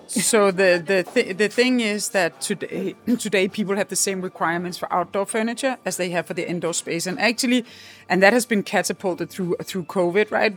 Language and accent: English; Copenhagen, Capital Region of Denmark, Denmark; We are quite fortunate when we come from the Nordic countries and from Denmark in particular, Copenhagen